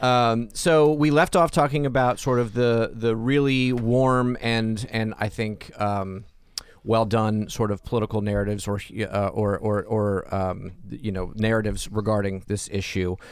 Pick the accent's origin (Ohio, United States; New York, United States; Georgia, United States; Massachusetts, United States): Georgia, United States; Atlanta; I grew up in Atlanta